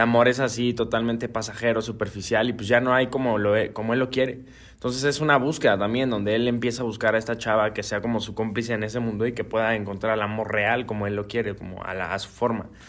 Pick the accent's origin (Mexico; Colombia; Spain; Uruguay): Mexico; Guadalajara, Jalisco; Feliz de estar acá en mi tierra